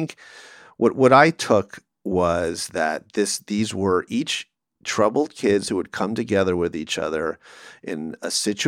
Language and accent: English; Calabasas, California, United States; So Calabasas was a privileged place. I drove a 73 Buick LeSabre, you know, a big boat that cost $300, and parked in the dirt side of the parking lot.